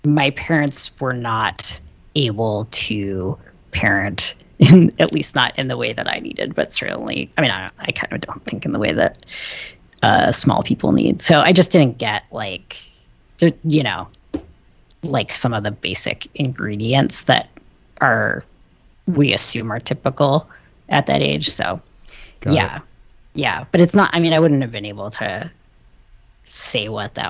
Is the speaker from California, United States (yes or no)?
no; Ann Arbor, Michigan, United States; I grew up in Ann Arbor